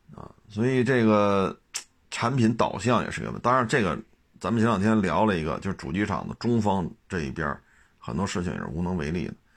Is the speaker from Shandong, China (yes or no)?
no; Beijing, China; 就以我小时候在北京长大的这个实际的感受就是这样